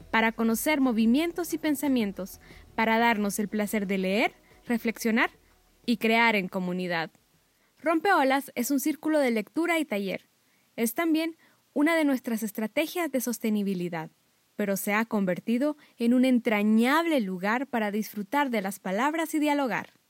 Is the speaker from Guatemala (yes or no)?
yes; Guatemala